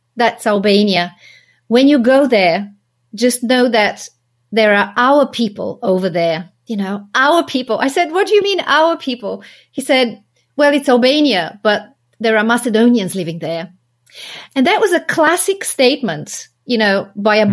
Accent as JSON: {"language": "English", "town": "Sofia", "region": "Sofia City", "country": "Bulgaria", "tie": "born or raised there", "moved": "as an adult", "said": "I grew up in Sofia"}